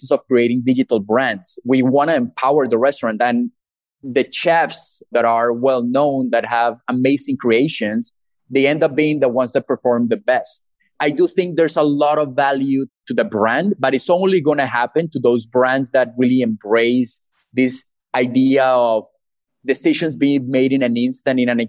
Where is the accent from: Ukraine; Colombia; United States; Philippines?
Colombia; moved away as an adult; I'm originally from Colombia, but I had the opportunity to study abroad and work in different parts of the world